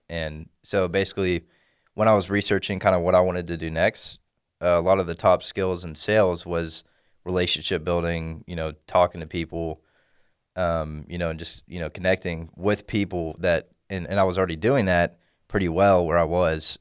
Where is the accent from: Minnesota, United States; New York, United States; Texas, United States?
Texas, United States; Dallas; from the Dallas area, grew up here all my life